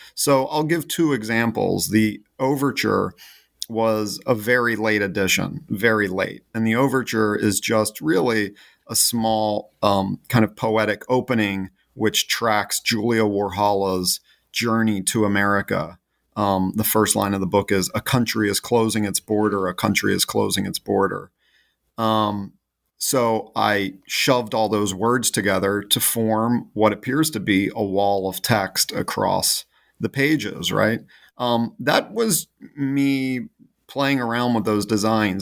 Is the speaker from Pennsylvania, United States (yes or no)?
yes; Philadelphia, Pennsylvania, United States; growing up in the Philadelphia area is that there's this deep reckoning with traditions of all sorts